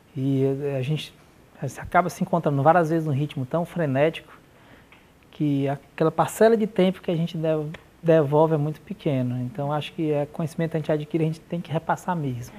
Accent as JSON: {"language": "Portuguese", "town": "Manaus", "region": "Amazonas", "country": "Brazil", "tie": "born or raised there", "moved": "yes", "said": "Morava em Manaus, eu nasci em Manaus"}